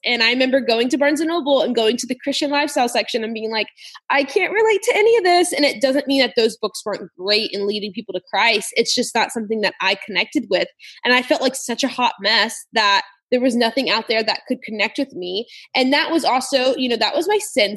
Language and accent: English; South Louisiana, United States; I am from South Louisiana